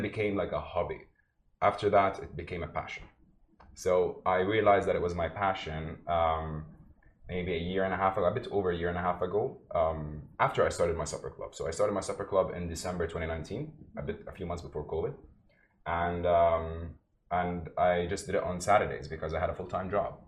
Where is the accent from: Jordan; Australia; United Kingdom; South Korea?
Jordan; also born or lived in Palestine (ancestry); now in Dubai, United Arab Emirates; I lived in Jordan most of my life, but I'm originally from Palestine, both parents